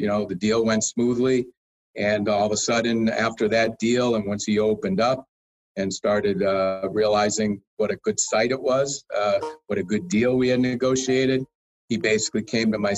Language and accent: English; Springfield, Massachusetts, United States; moved away as an adult; also born or lived in Boston / Phoenix; I was born and raised in Springfield, Mass.